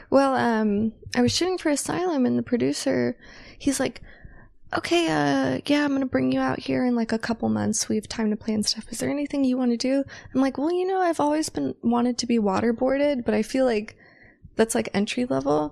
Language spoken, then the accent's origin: English; north of Sacramento, Northern California, United States; also born or lived in San Francisco Bay Area / Los Angeles; now in Las Vegas, United States; I'm originally from Northern California